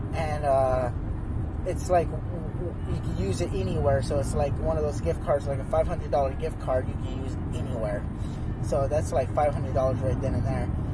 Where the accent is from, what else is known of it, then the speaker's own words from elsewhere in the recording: Phoenix, Arizona, United States; now in Oregon, United States; I'm from Phoenix, Arizona